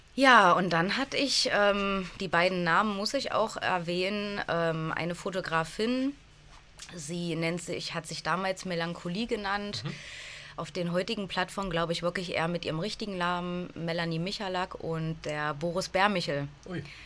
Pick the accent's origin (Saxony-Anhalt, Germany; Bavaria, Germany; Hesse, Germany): Saxony-Anhalt, Germany; bin in Sachsen-Anhalt aufgewachsen, in einer kleinen Stadt, die mhm. genau zwischen Halle und Magdeburg liegt